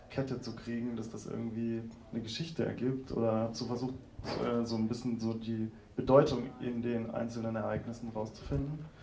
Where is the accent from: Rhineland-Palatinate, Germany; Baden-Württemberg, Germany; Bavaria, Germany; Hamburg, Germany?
Baden-Württemberg, Germany; Tübingen; now in Berlin, Germany; Ja, ich komme auch aus Süddeutschland, also aus Tübingen und wohne aber jetzt schon über 15 Jahre in Berlin.